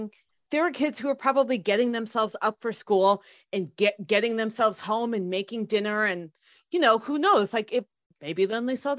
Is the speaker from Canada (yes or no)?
no; India; I'm both Indian and also not Catholic.